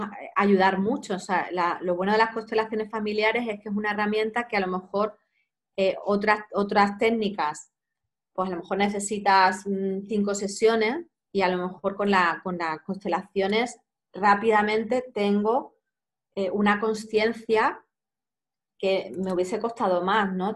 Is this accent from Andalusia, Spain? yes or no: yes; Cádiz, Andalusia, Spain; moved away as an adult; also born or lived in Granada; now in Barcelona, Spain; yo soy de Cádiz